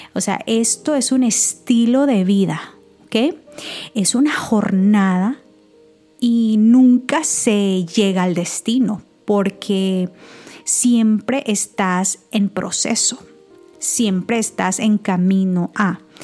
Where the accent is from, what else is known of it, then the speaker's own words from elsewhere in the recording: El Salvador; moved away; todavía estaba en mi país, en El Salvador